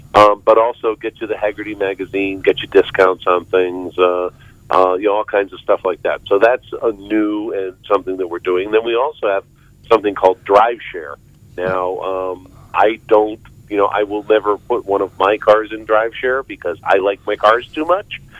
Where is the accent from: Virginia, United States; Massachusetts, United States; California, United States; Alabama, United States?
Virginia, United States; Arlington; also born or lived in Fairfax, Virginia; I'm actually that very rare native of uh, Northern Virginia. I, I grew up in Arlington, Virginia, and now I live next door in the county next door in Fairfax, Virginia